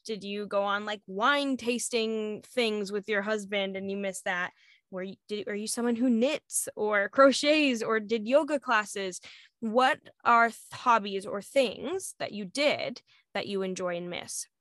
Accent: Arizona, United States; moved away; I was in Arizona because I lived in Arizona for a long time

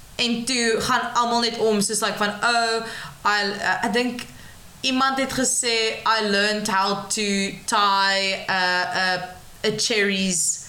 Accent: George, Western Cape, South Africa; ek van George af kom en ek was nog altyd tussen die berge en die see

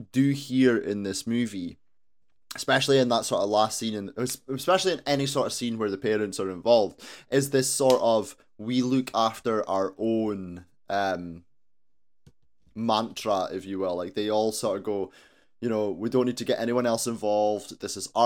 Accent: Aberdeen, Scotland, United Kingdom; also born or lived in Tillydrone, Aberdeen; I grew up in Torrey, so, you know, I'm right there

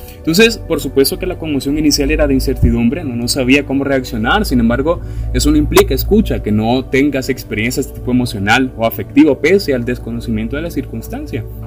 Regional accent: El Salvador

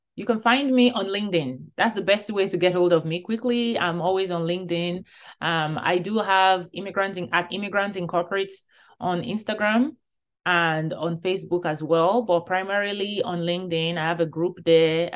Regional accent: Nigeria; moved away; growing up in Nigeria

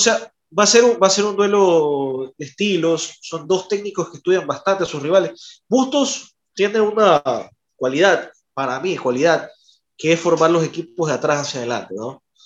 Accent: Guayaquil, Guayas, Ecuador; nosotros que somos de Guayaquil

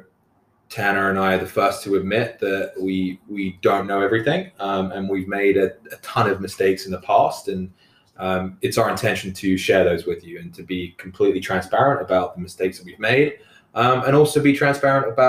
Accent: London, United Kingdom; moved away as an adult; now in Ottawa, Canada; I'm originally from London, England, moved to Canada. 10 years ago now

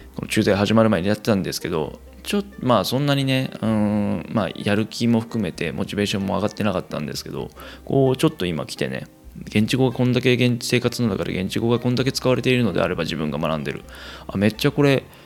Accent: Kansai, Japan; moved away as an adult; 生まれも育ちも関西という生粋の関西人私

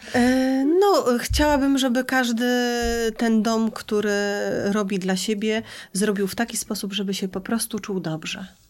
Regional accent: Szczecin, West Pomeranian Voivodeship, Poland; ja ze Szczecina

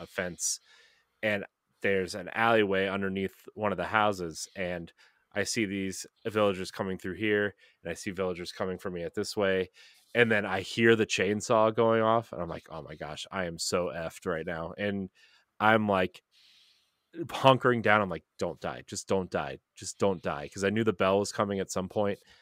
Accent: United States; as an American

